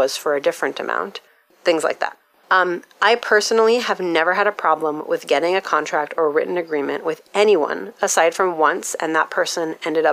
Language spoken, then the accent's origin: English; United States; my experience as an American